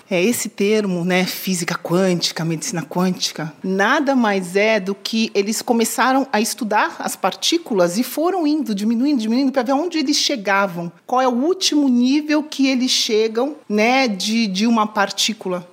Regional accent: São Paulo, Brazil; now in Miami, United States; sou paulistana

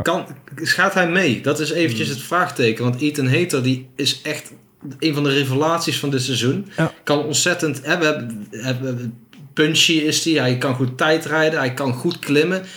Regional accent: Netherlands

